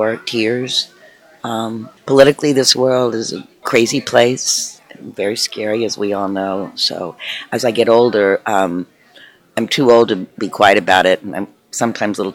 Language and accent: English; Tennessee, United States; born or raised there; moved away